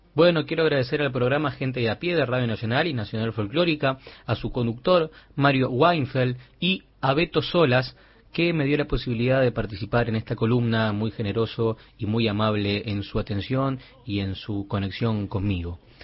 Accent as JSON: {"language": "Spanish", "region": "Buenos Aires", "country": "Argentina", "tie": "born or raised there", "said": "Nacido en el barrio porteño de Pompeya"}